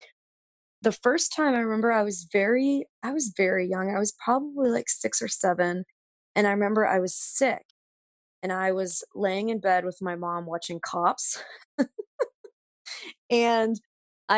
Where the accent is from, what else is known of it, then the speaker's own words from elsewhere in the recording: Pennsylvania, United States; also born or lived in the American South; now in Pittsburgh, United States; growing up in Pennsylvania